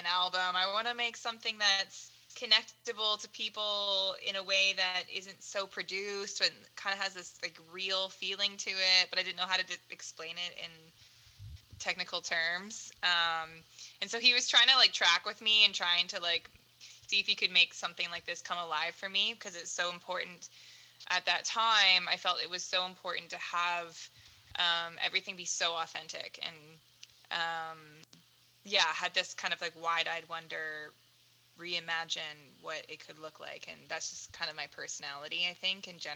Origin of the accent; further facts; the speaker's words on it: Surrey, British Columbia, Canada; moved away as an adult; also born or lived in Langley / Abbotsford; now in Vancouver, Canada; I grew up in Surrey, technically, all my life. Port Kells is where I lived.